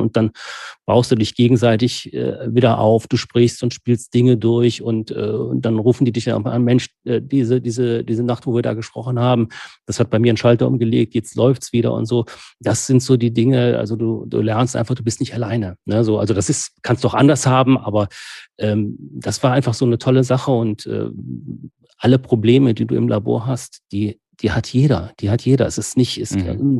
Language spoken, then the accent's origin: German; Rhineland, Germany; als Rheinländer